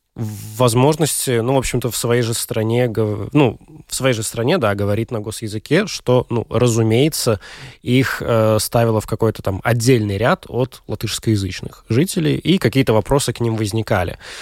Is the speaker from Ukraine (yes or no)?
no; Daugavpils, Latgale, Latvia; В моей девятой средней школе в Даугавпилсе училась